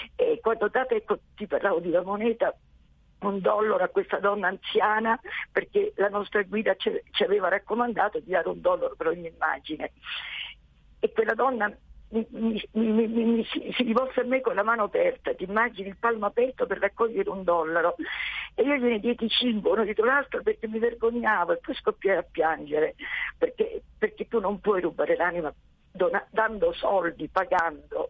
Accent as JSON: {"language": "Italian", "region": "Sicily", "country": "Italy", "said": "io sono siciliana"}